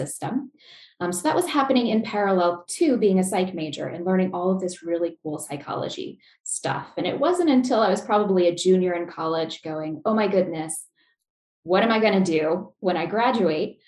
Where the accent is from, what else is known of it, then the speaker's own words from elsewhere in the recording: Chandler, Arizona, United States; moved away as an adult; now in Lincoln, Nebraska, United States; I'm actually originally from the Phoenix, Arizona area, if anyone's familiar, Chandler, which is a suburb. So I was born, raised there